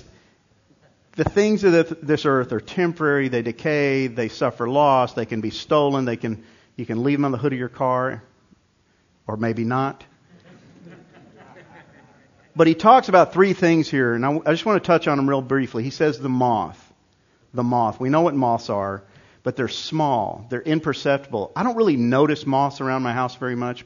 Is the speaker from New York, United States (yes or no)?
yes; New York, United States; moved away; I grew up in New York